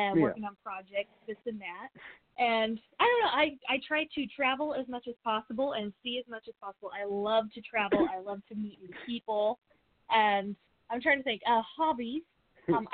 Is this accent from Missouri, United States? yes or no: yes; El Dorado Springs, Missouri, United States; also born or lived in Nashville; I am from Missouri, Southwest Missouri area. I grew up in a small town, Colorado Springs